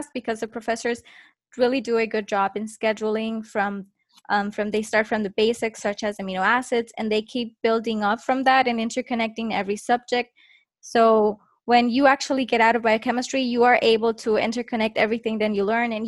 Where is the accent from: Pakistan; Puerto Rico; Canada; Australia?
Puerto Rico; I'm from Puerto Rico